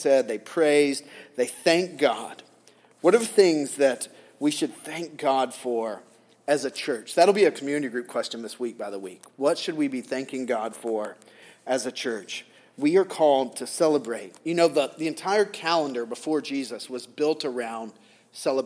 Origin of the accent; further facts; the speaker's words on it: the South, United States; Growing up in the South